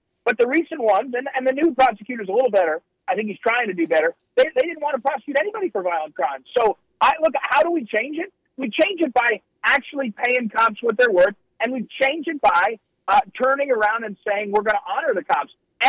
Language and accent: English; New Jersey, United States; now in St. Louis, United States; I grew up in New Jersey, and I spent 25 years in St. Louis City. That's where I live